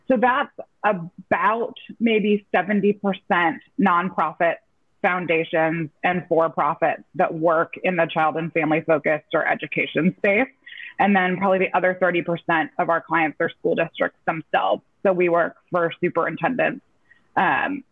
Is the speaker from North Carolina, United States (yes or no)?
yes; North Carolina, United States; moved away as an adult; I was making my homecoming back to my home state